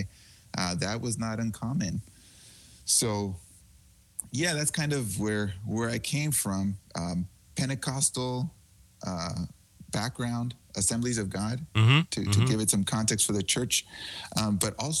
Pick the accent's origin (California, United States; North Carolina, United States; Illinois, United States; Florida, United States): California, United States; Huntington Park; I grew up in Huntington Park